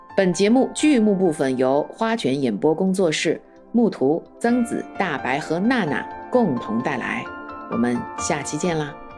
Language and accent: Chinese; China; 我们中国人